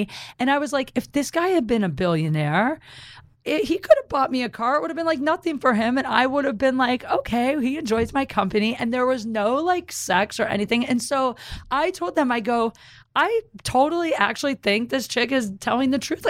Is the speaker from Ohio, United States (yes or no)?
yes; Ohio, United States; I'm from Ohio.